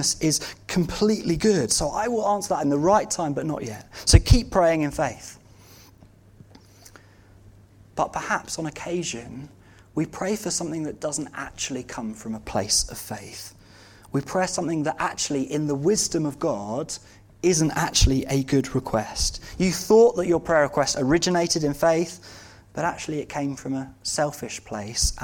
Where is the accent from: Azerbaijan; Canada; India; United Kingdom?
United Kingdom; we as British Christians